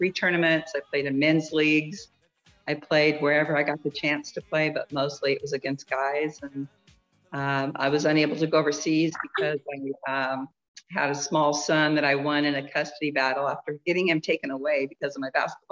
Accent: Iowa, United States; I'm from Iowa, very conservative area. But girls basketball is hugely popular and successful there.

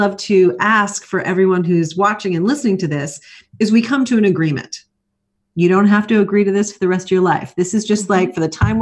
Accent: New York City, New York, United States; moved away; I'm originally from New York. So those of us from New York City especially, we like to keep it real.

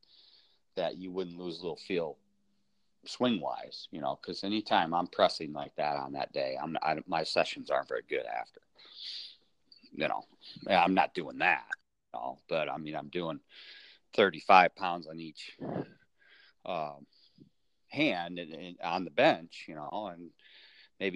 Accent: Michigan, United States; being from Michigan

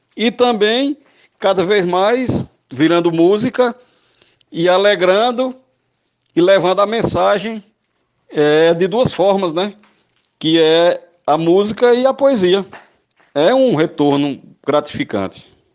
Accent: Northeast Region, Brazil; Como eu sou nordestino

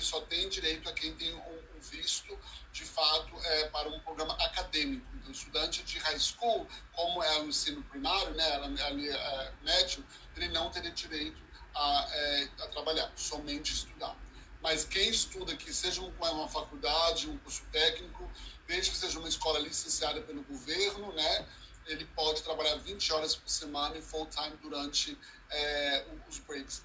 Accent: Toronto, Ontario, Canada; eu moro em Toronto e nasci em Toronto

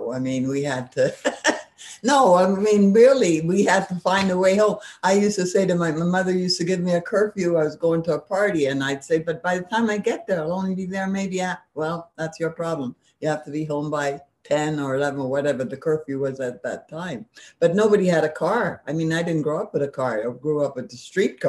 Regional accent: Montreal, Quebec, Canada; I grew up in a French neighborhood called St. Henry

